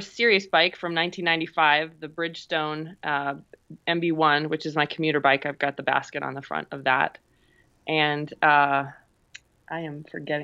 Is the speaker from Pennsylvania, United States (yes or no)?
no; South Dakota, United States; also born or lived in Omaha, Nebraska; now in Colorado, United States; born and raised in South Dakota and then spent the bulk of my life in Omaha, Nebraska.